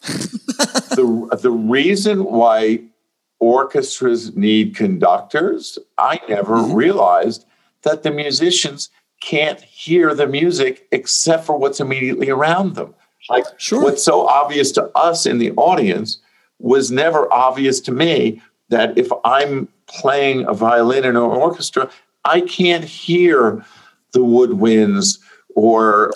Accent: New York City, New York, United States; we were Jets and Sharks in Flushing, Queens.

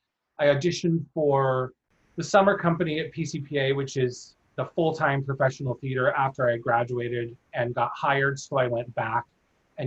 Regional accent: Sacramento, California, United States; moved away; I grew up in California, in Sacramento

